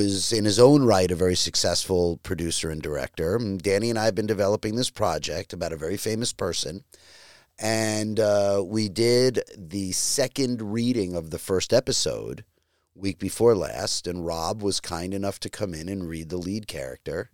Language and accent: English; Long Island, New York, United States; moved away; my town on Long Island where I grew up